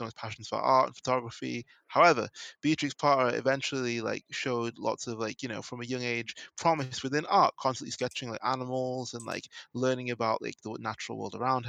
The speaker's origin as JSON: {"language": "English", "region": "England", "country": "United Kingdom", "tie": "born or raised there", "said": "someone growing up in England"}